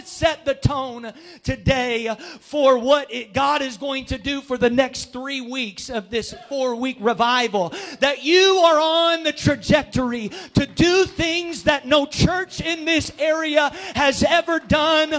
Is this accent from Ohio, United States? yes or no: yes; Jackson County, Southeast Ohio, United States; accent: Southern Ohio; moved away as an adult; also born or lived in Columbus, Ohio; now in Licking County, United States; I'm from Southeast Ohio.